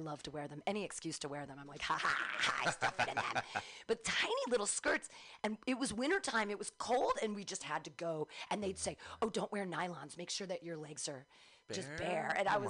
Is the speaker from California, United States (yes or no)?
yes; Danville, California, United States; also born or lived in Livermore, California / San Diego, California / Davis, California; So I guess first they lived in Pleasanton and then they lived in – then they moved to Danville. I grew up in Danville.